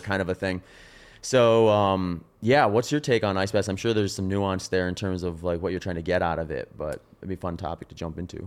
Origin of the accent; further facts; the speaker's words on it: Wisconsin, United States; also born or lived in Phoenix; now in Austin, United States; growing up in Wisconsin, we had humid summers